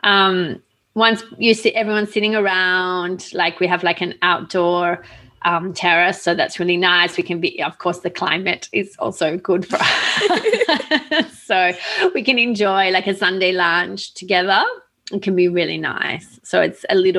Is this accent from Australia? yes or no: yes; Australia; I grew up in Australia